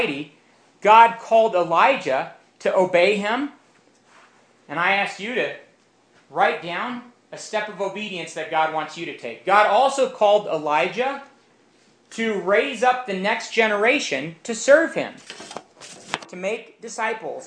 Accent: Romania; moved away; I grew up in Romania, which had been a communist country for nearly 40 years

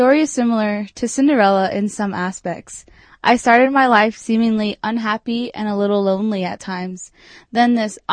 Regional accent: Farmington, New Mexico, United States; now in Durango, United States; I'm originally from Farmington, New Mexico

